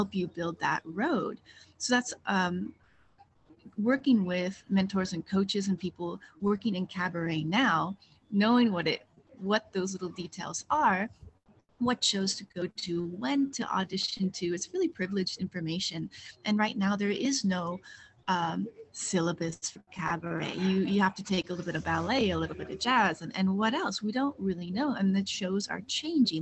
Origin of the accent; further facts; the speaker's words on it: Pacific Northwest, United States; moved away as an adult; now in Paris, France; I'm originally from the Pacific Northwest, and I now dance in Paris, France